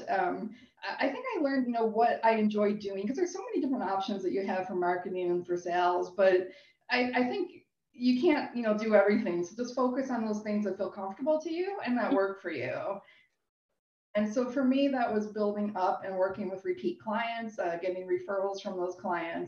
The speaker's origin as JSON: {"language": "English", "town": "Buffalo", "region": "New York", "country": "United States", "moved": "as an adult", "lives_now": "Toronto, Canada", "said": "I'm originally from the States. I'm from the Niagara Falls, Buffalo area."}